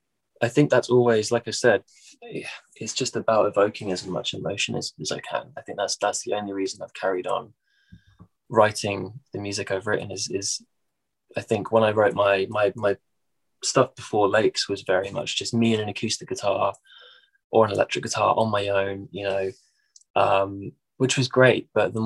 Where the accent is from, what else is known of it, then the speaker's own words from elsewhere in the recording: Midlands, United Kingdom; accent: Midlands; my accent over here is fairly nondescript. Like it's not what you'd call like posh. It's not like, you know, my parents are from, my parents are both from London. So it's not like Cockney, but it's not Northern. It's like its own little Midlands accent.